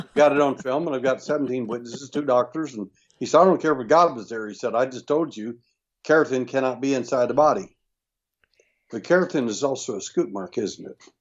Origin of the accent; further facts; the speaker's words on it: Texas, United States; I was born in Texas